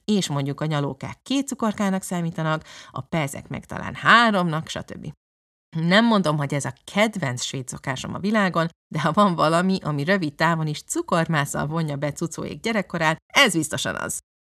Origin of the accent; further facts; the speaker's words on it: Budapest, Hungary; moved away as an adult; now in Lund, Sweden; budapesti gyerek vagyok